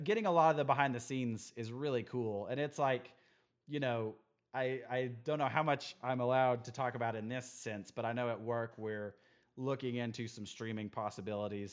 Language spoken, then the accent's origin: English; Midland, Texas, United States; also born or lived in Amarillo, Texas; I grew up in Midland, Texas for a long